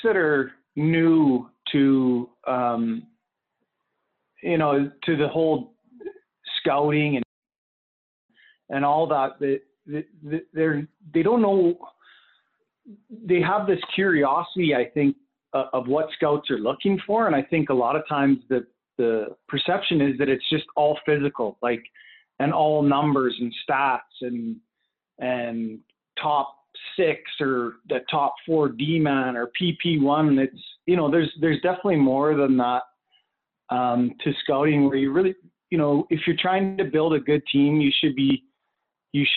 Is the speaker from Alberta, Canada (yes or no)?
yes; Lethbridge, Alberta, Canada; I'm originally from Lethbridge